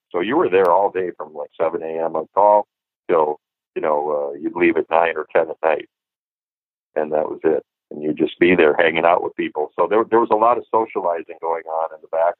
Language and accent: English; Minneapolis, Minnesota, United States; growing up in Minneapolis